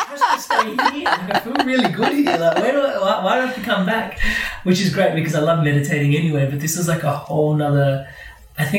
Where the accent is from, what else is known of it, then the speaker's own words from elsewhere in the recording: India; Being Indian